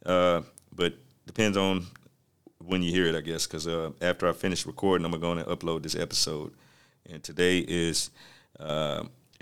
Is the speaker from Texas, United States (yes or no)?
yes; Texas, United States; I'm from Texas